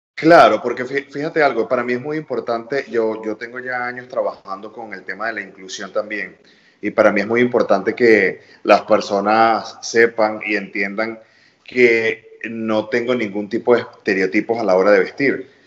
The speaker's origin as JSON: {"language": "Spanish", "country": "Venezuela", "moved": "yes", "lives_now": "New York, United States", "said": "como venezolano"}